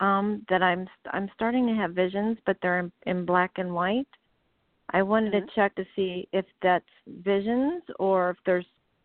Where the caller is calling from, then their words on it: Kent, Ohio, United States; I'm calling from Kent, Ohio.